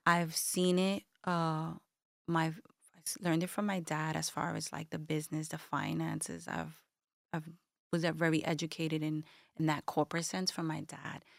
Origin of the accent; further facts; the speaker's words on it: New York City, New York, United States; Bushwick, Brooklyn, born and raised